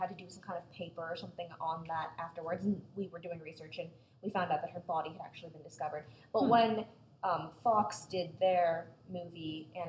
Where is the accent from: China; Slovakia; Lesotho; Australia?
China; I grew up in China, I'm Chinese